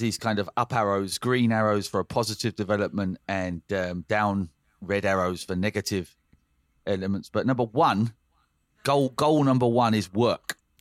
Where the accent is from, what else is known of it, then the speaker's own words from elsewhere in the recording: England, United Kingdom; now in Denmark; being English in Denmark